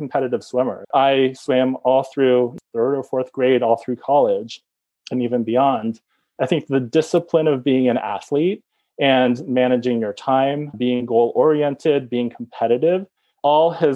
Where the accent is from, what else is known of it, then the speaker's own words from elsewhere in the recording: Bay Area, California, United States; moved away as an adult; also born or lived in Connecticut; I grew up in the Bay Area.